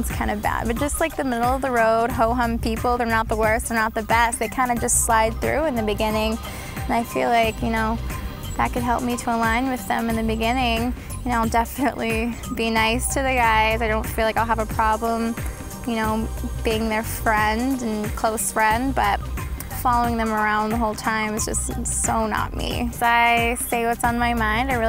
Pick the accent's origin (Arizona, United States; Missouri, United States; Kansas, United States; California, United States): California, United States; San Jose; I'm from San Jose, California, and I'm currently a student at San Jose State University